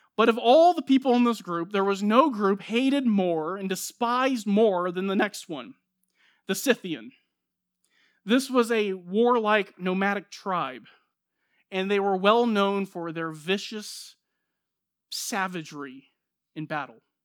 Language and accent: English; United States; I'm an American, born here, raised here, citizen